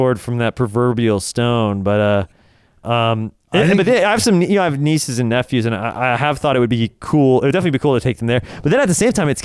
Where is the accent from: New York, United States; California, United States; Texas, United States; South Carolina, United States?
California, United States; Orange County; growing up in Orange County